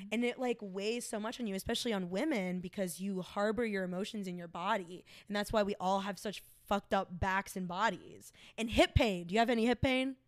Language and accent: English; Smyrna, Georgia, United States; moved away as an adult; also born or lived in East Cobb, Georgia; now in Chicago, United States; I grew up in Smyrna before the gentrification.